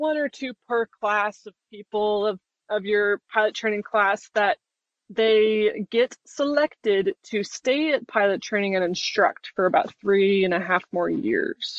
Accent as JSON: {"language": "English", "region": "Utah", "country": "United States", "tie": "born or raised there", "moved": "yes", "said": "I grew up in Utah as well"}